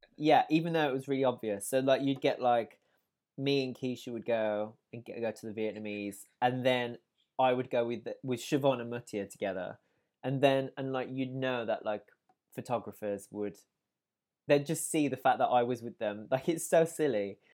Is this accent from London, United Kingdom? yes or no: no; Wolverhampton, West Midlands, United Kingdom; was born in Wolverhampton in the West Midlands, um, and I, um, was, I guess, brought up in a house, uh, of music